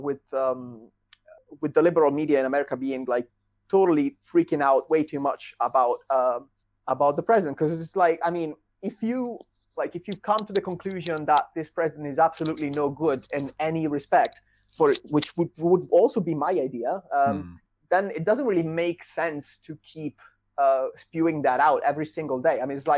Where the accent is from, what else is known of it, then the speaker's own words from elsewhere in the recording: Italy; English is a second language; now in Netherlands; my home country